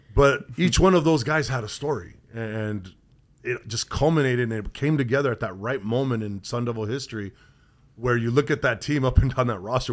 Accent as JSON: {"language": "English", "region": "Southern California", "country": "United States", "tie": "born or raised there", "moved": "yes", "said": "growing up in Southern California"}